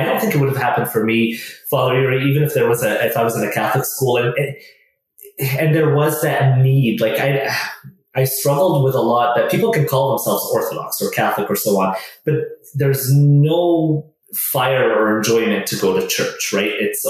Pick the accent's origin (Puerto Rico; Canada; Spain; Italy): Canada; also born or lived in Middle East; that's the church I grew up in here in Canada.